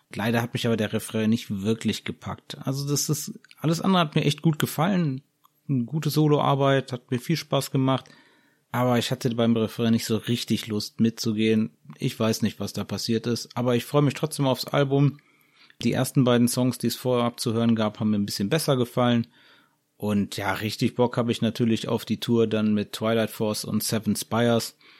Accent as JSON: {"language": "German", "country": "Germany", "said": "bei uns in Deutschland"}